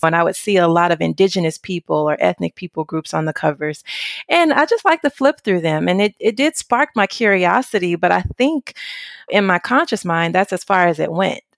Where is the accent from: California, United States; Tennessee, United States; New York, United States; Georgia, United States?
Tennessee, United States; Memphis; moved away as an adult; now in Orvieto, Italy; I am from Memphis, Tennessee, what I consider deep south of the United States